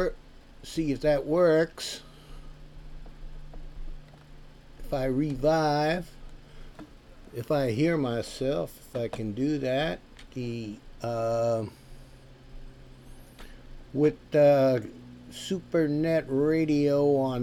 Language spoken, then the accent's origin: English; United States; this American